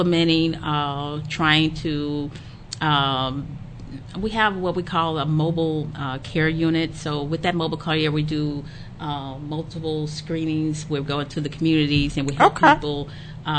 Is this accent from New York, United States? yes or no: no; Louisiana, United States; moved away as an adult; now in Dallas, United States; I'm originally from Louisiana